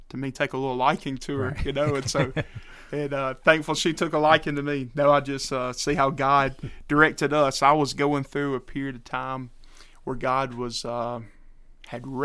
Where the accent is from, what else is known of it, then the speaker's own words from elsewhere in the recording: Alabama, United States; I'm from Alabama originally. Uh, parents are from uh, the lower section of Alabama, and um, my dad was in grocery business, so moved us around a lot, and uh, we ended up in Citronelle.